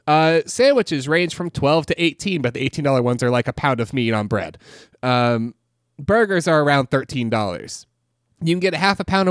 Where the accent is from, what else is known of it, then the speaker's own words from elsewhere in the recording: Austin, Texas, United States; But I'm from Austin, Texas.